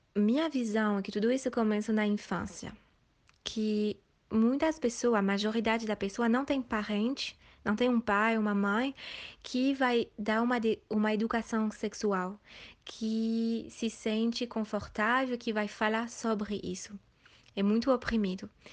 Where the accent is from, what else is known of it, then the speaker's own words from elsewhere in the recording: Switzerland; Portuguese is a second language; moved away as an adult; also born or lived in Asia; E eu sou da Suíça, metade brasileira, minha mãe é de Bahia. E eu nasci, e fui criada na Suíça